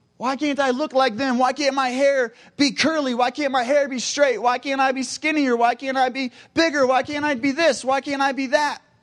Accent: Cincinnati, Ohio, United States; I am from Cincinnati, Ohio

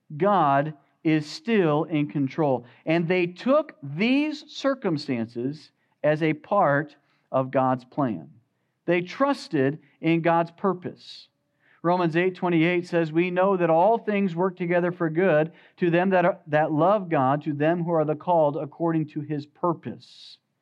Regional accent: United States; As American Christians

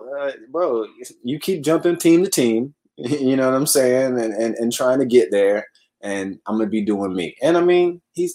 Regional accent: Oakland, California, United States; accent: California; I don't really have an Oakland accent like that. My California accent only comes out in like specific words, so I don't really know. You know, I've been in the South for a little bit, man.

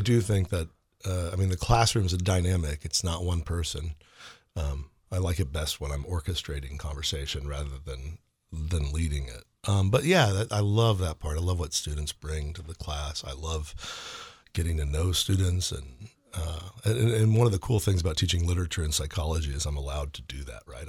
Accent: St. Louis, Missouri, United States; moved away; I grew up in Saint Louis

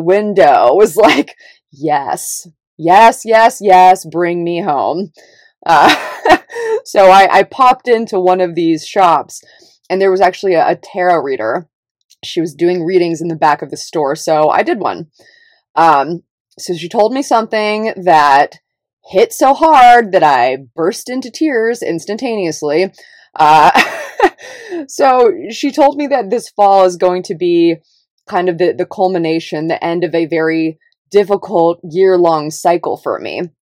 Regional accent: Davis, California, United States; moved away; also born or lived in Los Angeles; I grew up in Northern California in a little, little liberal town called Davis

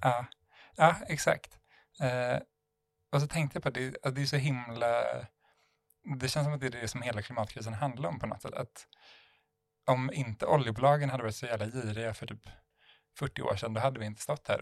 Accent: Sweden; jag var svensk

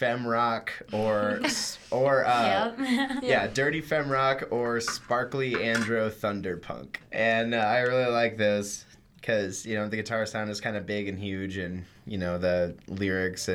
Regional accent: Washington, Missouri, United States; I'm from Washington, Missouri, which is about an hour away from St. Louis.

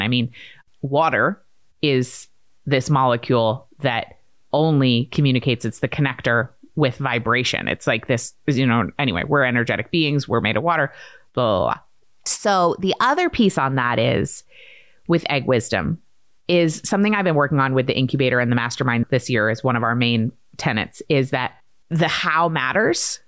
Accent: Maine, United States; I grew up in Maine

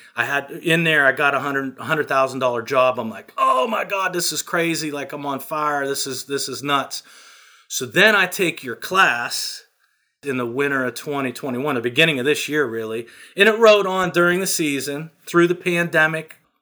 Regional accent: small town near Pittsburgh, Pennsylvania, United States; I'm from a small town. I'm not a suburb of Picks, Pittsburgh. I'm the next step down. You know, there's fifteen thousand people in my hometown.

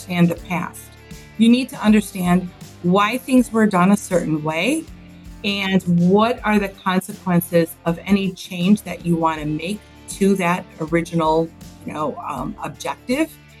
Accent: Chicago, Illinois, United States; I grew up on the northwest side of the city. And in the late 70s, moved to Taylor Street. And so that's really where my upbringing was.

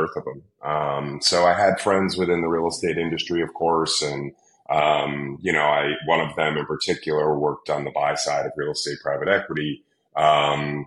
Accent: New York City, New York, United States; growing up in New York City around a lot of big buildings

